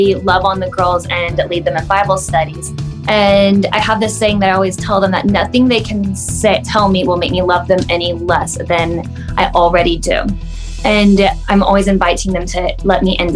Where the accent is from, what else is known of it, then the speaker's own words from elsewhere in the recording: Wichita, Kansas, United States; I grew up here in Wichita